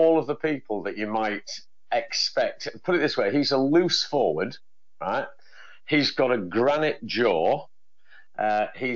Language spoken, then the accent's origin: English; Hull, Yorkshire and the Humber, United Kingdom; moved away; I'm from Hull originally